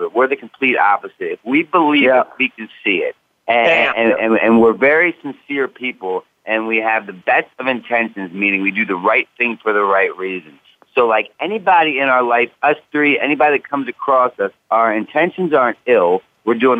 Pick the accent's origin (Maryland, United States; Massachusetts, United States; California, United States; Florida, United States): Massachusetts, United States; my home state